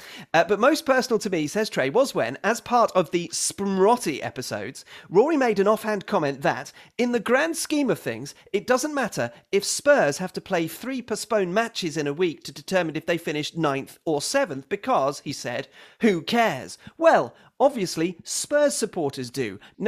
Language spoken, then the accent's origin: English; Texas, United States; Growing up in Texas in the 60s, 70s and 80s was much different than it is now.